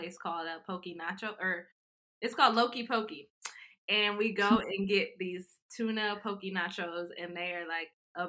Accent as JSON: {"language": "English", "town": "Freeport", "region": "Illinois", "country": "United States", "moved": "yes", "lives_now": "Dallas, United States", "said": "I'm originally from the Midwest. I'm from a small town in Illinois called Freeport."}